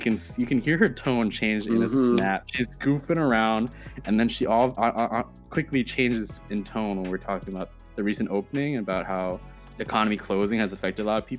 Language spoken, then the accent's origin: English; United States; accent: American; first language Chinese; English is a second language; sometimes my accent shows that I'm American.